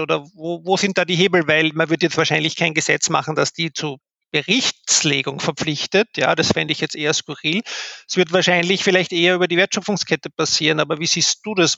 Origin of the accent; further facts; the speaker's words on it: Austria; bei uns in Österreich